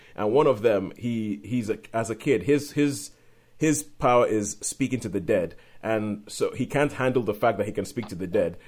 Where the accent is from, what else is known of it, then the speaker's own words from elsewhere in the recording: Nigeria; we're both Nigerian. We grew up in Nigeria